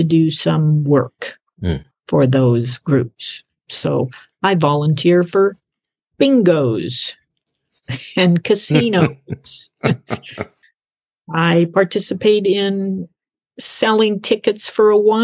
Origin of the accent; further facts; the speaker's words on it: United States; moved away; also born or lived in Canada; me being American on one half